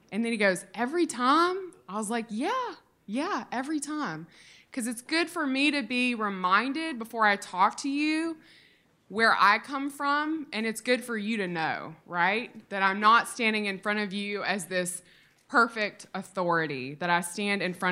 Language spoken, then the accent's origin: English; Mississippi, United States; I grew up in Mississippi in the 1990s